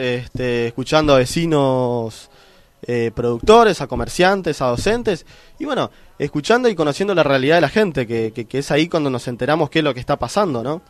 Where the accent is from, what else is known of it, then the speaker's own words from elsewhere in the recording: Concepción de la Sierra, Misiones, Argentina; Yo soy un argentino, amo a mi país, amo a mi provincia, amo a mi pueblo.